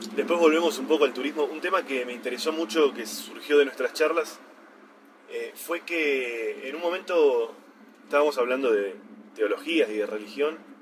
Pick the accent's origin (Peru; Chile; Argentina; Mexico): Argentina; nosotros tenemos la idea de que Argentina es un país muy desordenado, con mucha corrupción y demás